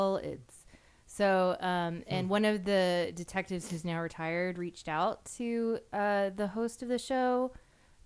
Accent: United States; as an American

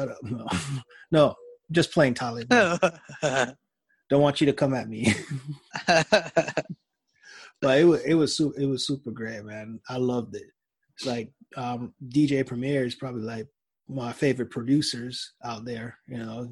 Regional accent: Jamaica; I'm Jamaican

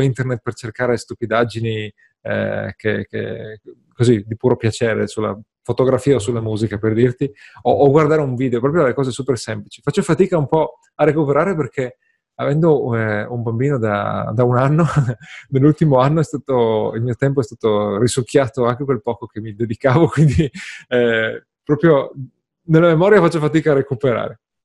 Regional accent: Friuli-Venezia Giulia, Italy; sono friulano, i friulani sono gente triste

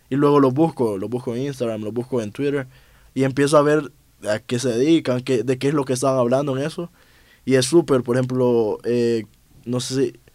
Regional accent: Honduras; now in Mexico; pues estoy en México, pues yo soy de Honduras y hice una inversión en un viaje, volver aquí va a estar complicado

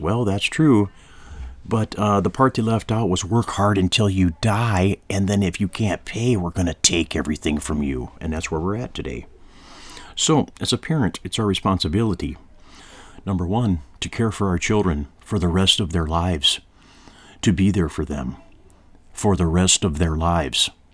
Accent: United States

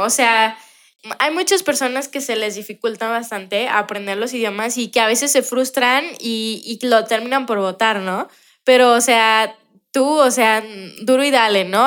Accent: Mexico; nosotros los mexicanos

